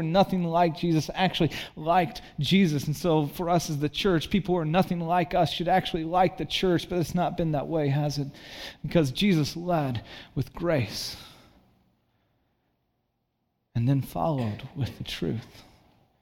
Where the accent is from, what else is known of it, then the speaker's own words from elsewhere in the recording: Santa Cruz, California, United States; moved away as an adult; also born or lived in Chicago; I grew up in Santa Cruz